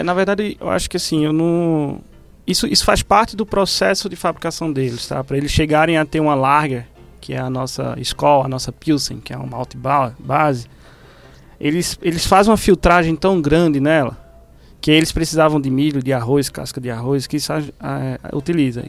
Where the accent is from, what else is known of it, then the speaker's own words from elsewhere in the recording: Recife, Pernambuco, Brazil; moved away; em Recife, de onde eu vim